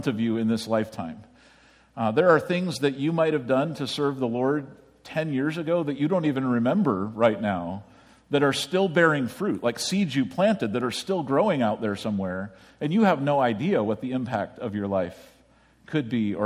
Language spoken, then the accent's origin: English; United States; as an American